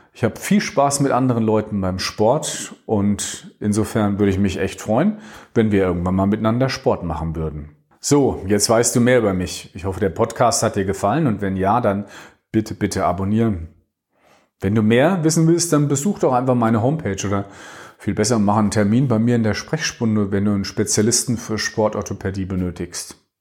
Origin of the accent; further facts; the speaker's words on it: Dreieich, Hesse, Germany; also born or lived in Langen; spiele jetzt immer noch im selben Verein wie in meiner Kindheit, dem T C Rot-Weiß Sprendlingen